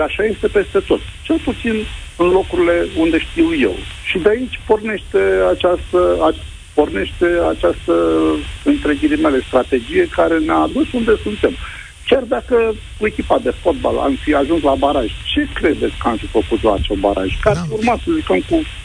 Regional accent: Brăila, Brăila County, Romania; eu sunt din Brăila

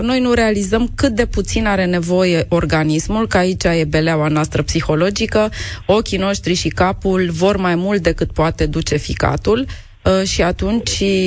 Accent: Romania; noi, ca români

